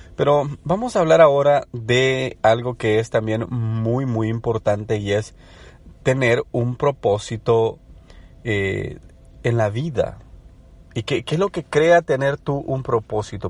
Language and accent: Spanish; El Salvador; moved away as an adult; now in United States; me crié en El Salvador, estudié en El Salvador, desarrollé una carrera en El Salvador. Luego me mudé a Estados Unidos